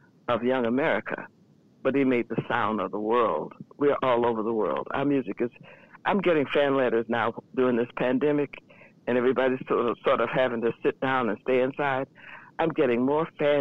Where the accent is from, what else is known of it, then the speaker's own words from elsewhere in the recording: the South, United States; moved away; I'm from the South